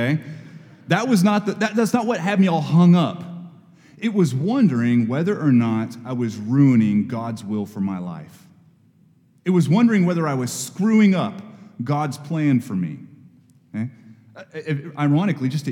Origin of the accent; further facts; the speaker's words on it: Texas, United States; now in Knoxville, United States; I go to Texas and do that work, I go back to what is my hometown, where I grew up